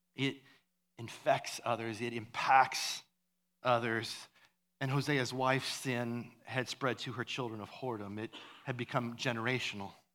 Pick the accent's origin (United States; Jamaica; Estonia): United States; Iowa; where I grew up in Iowa